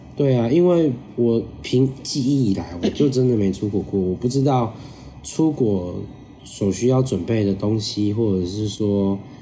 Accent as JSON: {"language": "Chinese", "country": "Taiwan", "said": "我们是台湾来的"}